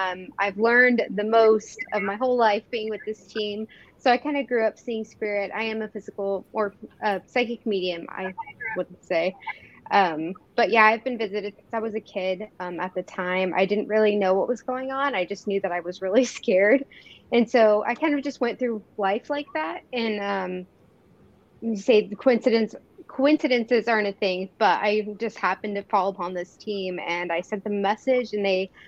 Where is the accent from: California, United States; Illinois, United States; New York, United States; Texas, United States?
Texas, United States; Fort Worth; now in Kansas, United States; I'm actually from Fort Worth, Texas, but I've been in Kansas the last 6 years.